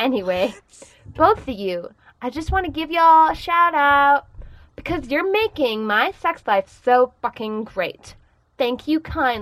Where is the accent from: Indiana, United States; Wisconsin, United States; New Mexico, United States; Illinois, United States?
Wisconsin, United States; Madison; moved away as an adult; Madison, Wisconsin